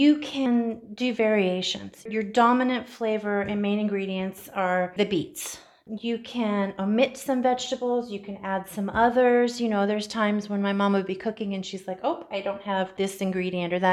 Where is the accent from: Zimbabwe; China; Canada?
Canada; also born or lived in Ukraine (ancestry); now in Central Coast, United States; I was born in Canada, and much of my family was born in Ukraine